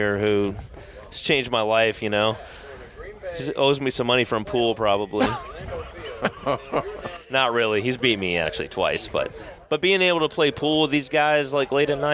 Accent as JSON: {"language": "English", "country": "United States", "tie": "born or raised there", "also_born_or_lived": "North Dakota / Wisconsin", "moved": "as an adult", "lives_now": "Atlanta, United States", "said": "Grew up in North Dakota and Wisconsin. Been in Atlanta"}